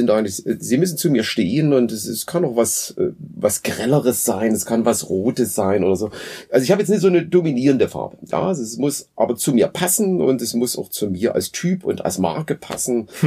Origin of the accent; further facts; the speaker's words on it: Dresden, Saxony, Germany; ich komme aus Dresden und bin jetzt hier schon so eine ganze Weile auch an der Hochschule in Schmalkalden tätig